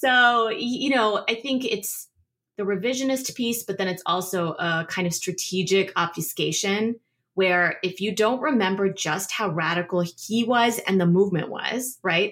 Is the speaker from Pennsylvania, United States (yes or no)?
no; Northern Virginia, United States; I grew up in Northern Virginia, you know, outside D C